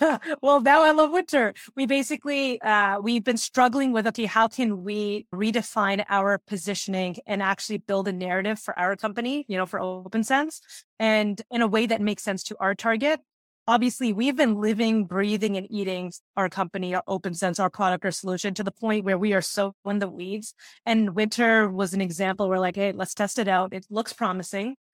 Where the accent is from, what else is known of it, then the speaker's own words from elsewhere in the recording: Canada; I'm the only Canadian employee